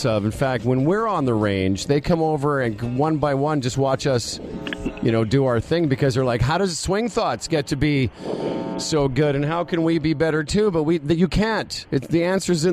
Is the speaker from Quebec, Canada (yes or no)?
no; Moose Jaw, Saskatchewan, Canada; moved away; also born or lived in United States; I grew up in Moose Jaw, Saskatchewan.